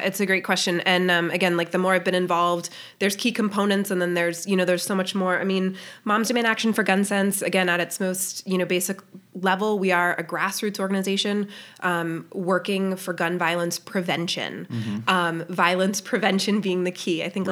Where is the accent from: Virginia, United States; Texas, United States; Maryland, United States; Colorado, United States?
Colorado, United States; Littleton; moved away as an adult; also born or lived in Boston, Massachusetts; now in Lewisburg, United States; I grew up in Littleton, Colorado